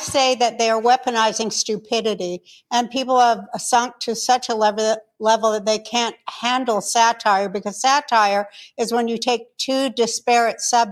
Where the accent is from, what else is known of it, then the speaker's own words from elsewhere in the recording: Ukraine; I'm from the Ukraine, and they marched my entire family, grandmothers, great-grandparents